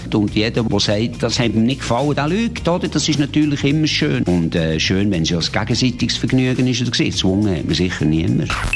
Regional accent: Switzerland; hier bei uns in der Schweiz

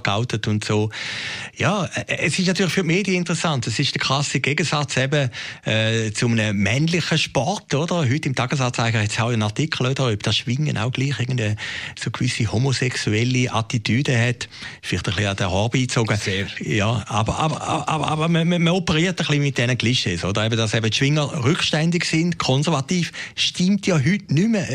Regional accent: Switzerland; Bei uns in der Schweiz

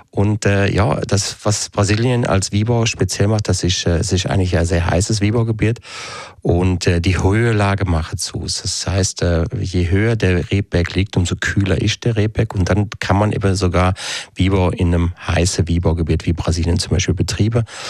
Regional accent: Switzerland; bei uns in der Schweiz

